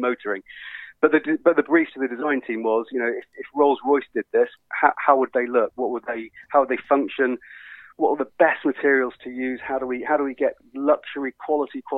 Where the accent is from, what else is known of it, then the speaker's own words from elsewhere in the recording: United Kingdom; we as the British